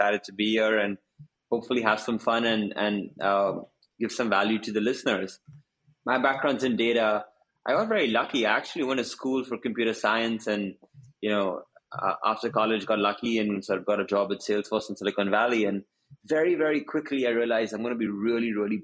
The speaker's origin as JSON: {"language": "English", "town": "Mumbai", "region": "Maharashtra", "country": "India", "tie": "born or raised there", "also_born_or_lived": "United States / China", "moved": "as an adult", "said": "I'm originally from India. So I went to school in Bombay, which is the big city of India"}